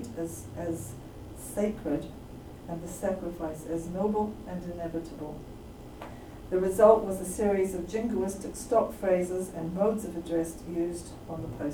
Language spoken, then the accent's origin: English; Canada; I'm also Canadian